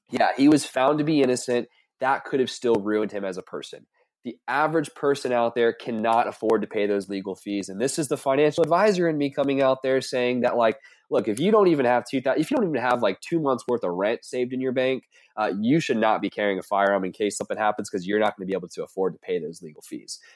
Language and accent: English; the South, United States; I'm from the South